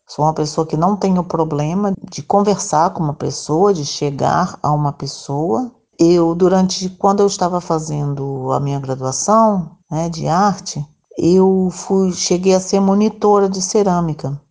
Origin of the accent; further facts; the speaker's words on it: Rio de Janeiro, Brazil; moved away as an adult; now in Vila Velha, Brazil; sou natural do Rio de Janeiro, estou aqui residindo no Espírito Santo, é, Vila Velha, Ponta da Fruta, desde 2003.